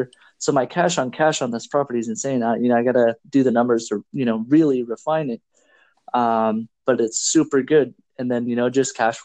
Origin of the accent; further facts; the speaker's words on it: Washington, United States; I'm from Washington State